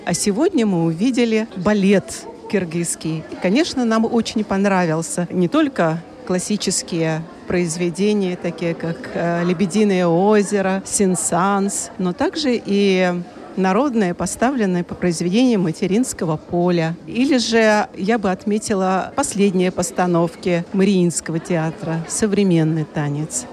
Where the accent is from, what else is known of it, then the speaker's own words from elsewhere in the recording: Buryatia, Russia; мы из Бурятии. Мы не киргизы